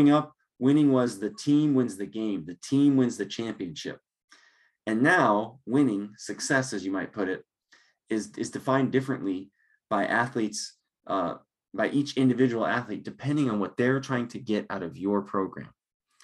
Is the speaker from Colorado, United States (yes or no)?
yes; Longmont, Colorado, United States; now in Lincoln, Nebraska, United States; I grew up in Longmont